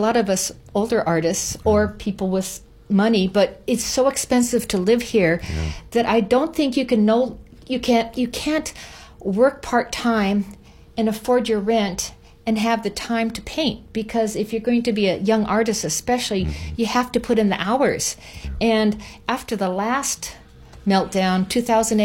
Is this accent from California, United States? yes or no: yes; Los Angeles, California, United States; now in Maui, United States; I'm from Los Angeles